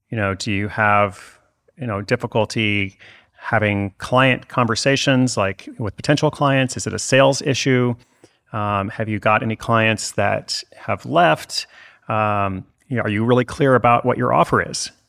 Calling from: Boston, Massachusetts, United States; Hey Chris … I'm from Boston.

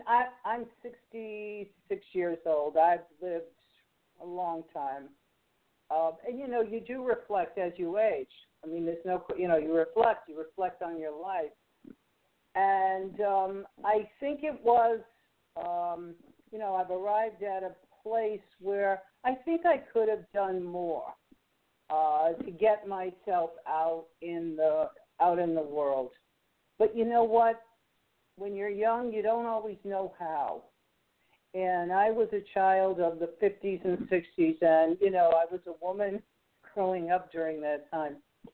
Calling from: Alabama, United States; I'm calling from Alabama.

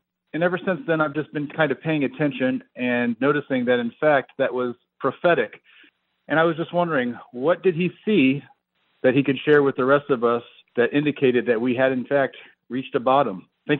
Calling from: Sarasota, Florida, United States; I'm calling from Sarasota, Florida.

